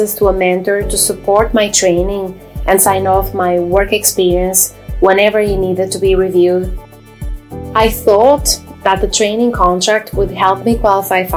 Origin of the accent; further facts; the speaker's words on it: Braga, Norte, Portugal; English is a second language; moved away as an adult; also born or lived in Derry, Northern Ireland; now in Northern Ireland, United Kingdom; Minho in Braga, Portugal, where I'm from